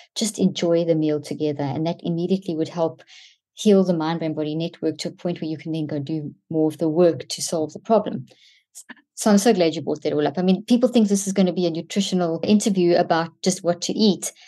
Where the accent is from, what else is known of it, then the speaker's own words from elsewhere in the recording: South Africa; Growing up in South Africa